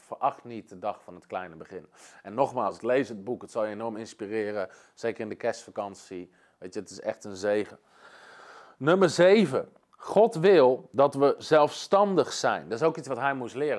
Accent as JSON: {"language": "Dutch", "country": "Netherlands", "said": "als Nederlanders"}